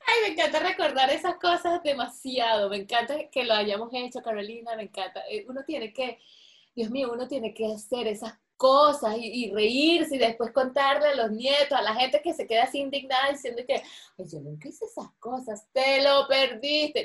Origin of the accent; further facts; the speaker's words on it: Venezuela; moved away; also born or lived in Caracas; las cosas que me estoy perdiendo de mi país